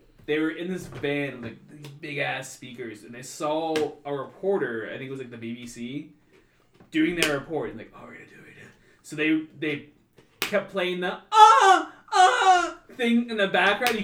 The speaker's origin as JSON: {"language": "English", "country": "United States", "said": "as an American"}